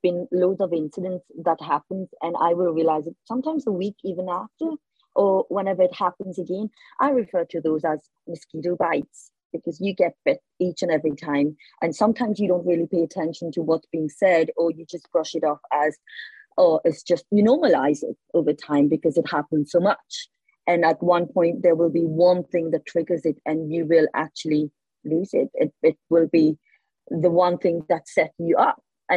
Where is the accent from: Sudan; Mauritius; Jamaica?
Mauritius; moved away as an adult; now in Northern Ireland, United Kingdom; I grew up in Mauritius and I've never had any of these issues. I was never a minority.